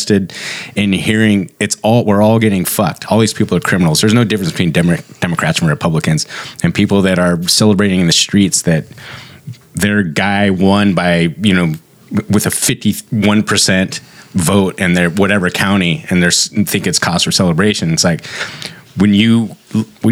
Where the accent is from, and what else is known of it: California, United States; also born or lived in San Francisco